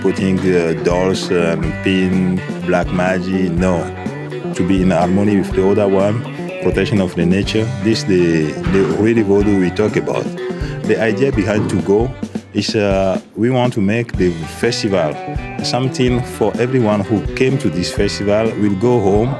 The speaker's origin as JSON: {"language": "English", "country": "Togo", "moved": "as an adult", "lives_now": "Netherlands", "said": "I'm from Togo."}